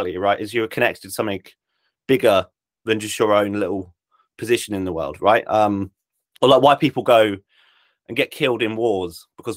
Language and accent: English; Isle of Wight, South East England, United Kingdom; I grew up on the Isle of Wight